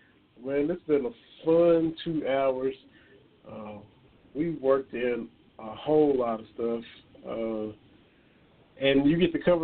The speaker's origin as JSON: {"language": "English", "region": "Kentucky", "country": "United States", "tie": "born or raised there", "moved": "yes"}